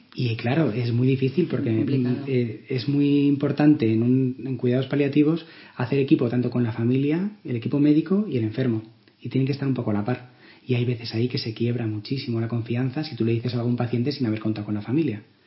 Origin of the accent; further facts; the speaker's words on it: Málaga, Andalusia, Spain; moved away; Yo vengo de Málaga, que es allí donde me formé como médico